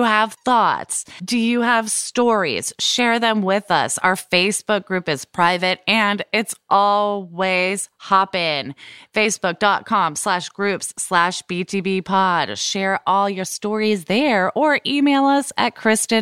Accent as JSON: {"language": "English", "town": "Portland", "country": "United States", "tie": "born or raised there", "also_born_or_lived": "Santa Barbara", "moved": "yes", "lives_now": "Brooklyn, United States", "said": "my hometown of Portland"}